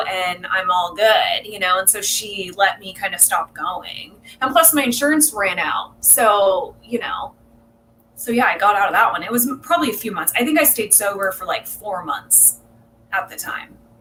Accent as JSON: {"language": "English", "area": "South Orange County", "region": "California", "country": "United States", "tie": "born or raised there", "also_born_or_lived": "South Bay, California", "said": "I was born in South Bay and raised in South Orange County. My family moved down here when I was young, like three"}